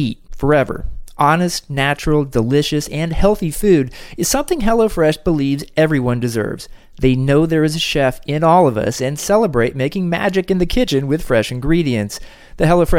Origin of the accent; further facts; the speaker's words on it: Kansas City, United States; Kansas City right now, a wonderful city, my hometown